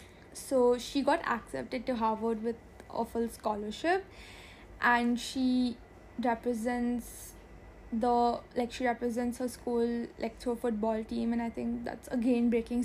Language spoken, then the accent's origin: English; India; as an Indian